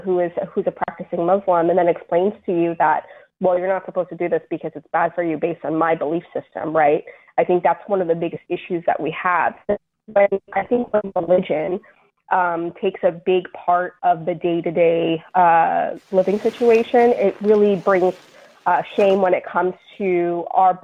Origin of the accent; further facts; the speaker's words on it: New York City, New York, United States; also born or lived in Bangladesh; I was born there and I came to the United States when I was a baby. So I was raised in New York City